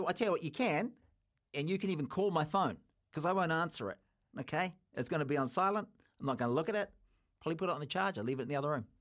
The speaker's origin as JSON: {"language": "English", "country": "New Zealand", "said": "As a New Zealander"}